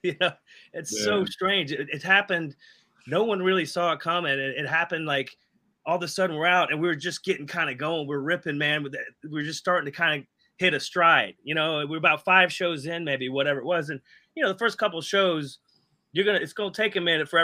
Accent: Jacksonville, Florida, United States; I'm from Jacksonville

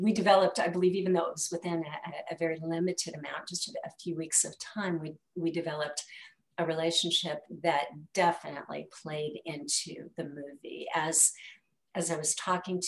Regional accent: Milwaukee, Wisconsin, United States; we had two of us who were original Milwaukeeans

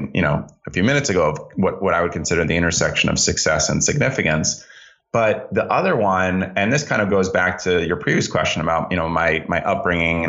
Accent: Greenwich, Connecticut, United States; I grew up in Greenwich, Connecticut. We moved there when I was four.

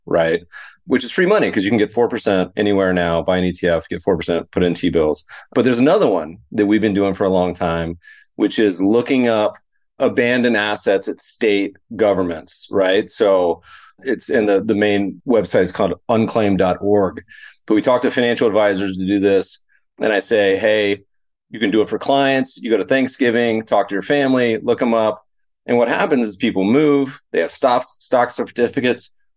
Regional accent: Colorado, United States; also born or lived in Lake Tahoe, California/Nevada; now in Los Angeles, United States; I grew up skiing in Colorado

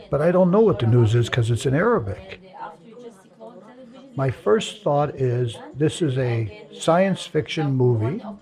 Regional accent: the South, United States; But that was part of the ritual of growing up in the South.

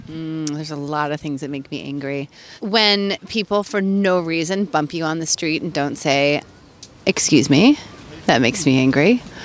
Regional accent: New York City, New York, United States; New York City

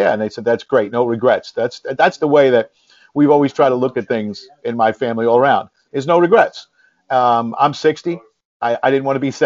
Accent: New York City, New York, United States; I grew up in the Parkchester section of the Bronx

